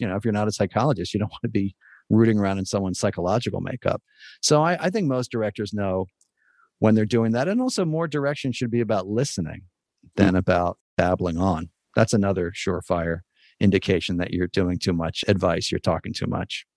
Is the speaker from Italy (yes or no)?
no; United States; as an American